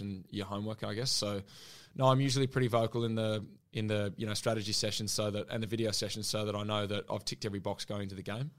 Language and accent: English; New Zealand; now in Australia; I'm a Kiwi